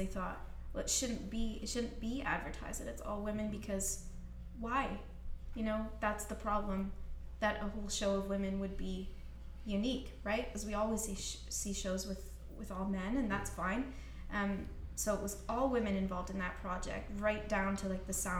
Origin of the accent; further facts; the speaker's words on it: Scotland, United Kingdom; moved away; I'm from Scotland